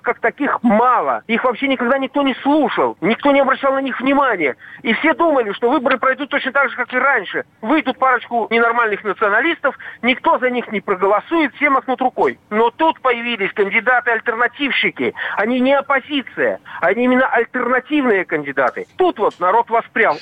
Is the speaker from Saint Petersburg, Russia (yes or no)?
yes; Saint Petersburg, Russia; now in Minsk, Belarus; Я уроженец Ленинграда